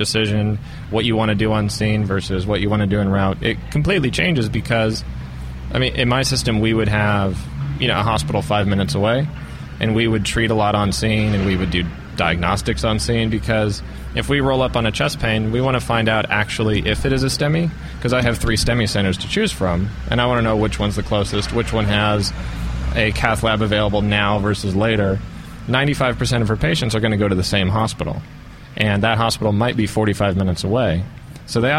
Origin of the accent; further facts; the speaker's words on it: Los Angeles, California, United States; I'm from Southern California, the Los Angeles area